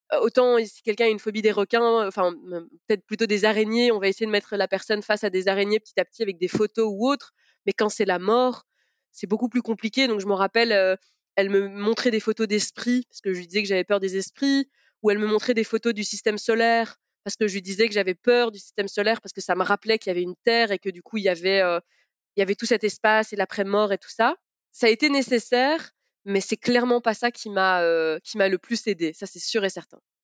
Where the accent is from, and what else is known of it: Belgium; born or raised there; also born or lived in Sarralbe, Grand Est, France